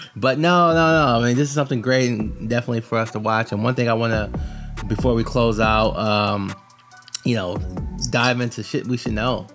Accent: Michigan, United States; I'm from Michigan

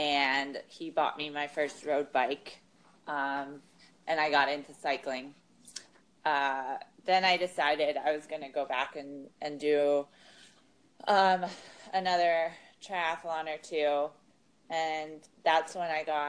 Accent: Pittsburgh, Pennsylvania, United States; Well, I'm originally from Pittsburgh, and I grew up doing swimming and doing some running.

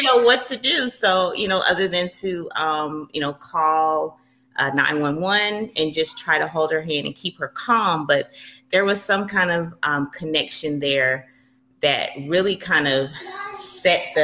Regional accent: Atlanta, Georgia, United States; I am originally from Atlanta, Georgia, born and raised, probably will never leave

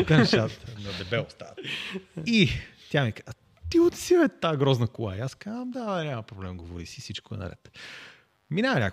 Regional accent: Sofia, Sofia City, Bulgaria; Ние сме от София

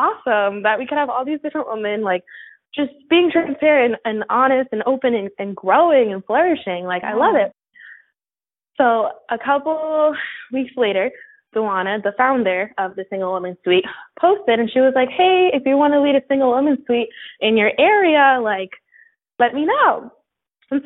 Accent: Rockland County, New York, United States; also born or lived in New Jersey / Bronx, New York; I'm actually from Rockland County, New York

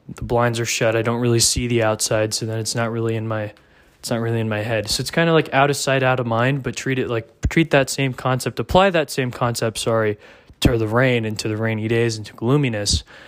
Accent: Dallas, Texas, United States; I'm from Dallas area

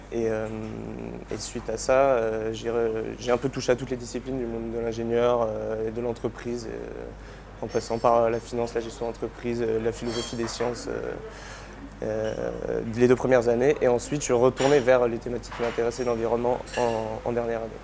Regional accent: Île d'Oléron, Nouvelle-Aquitaine, France; je viens de d'Oléron, donc euh, euh, j'ai grandi au bord de l'eau

